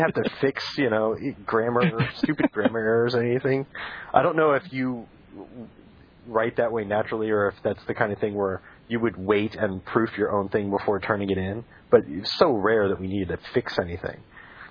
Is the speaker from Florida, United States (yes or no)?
yes; Florida, United States; moved away as an adult; also born or lived in Connecticut / Vermont; now in San Francisco, United States; I grew up in Florida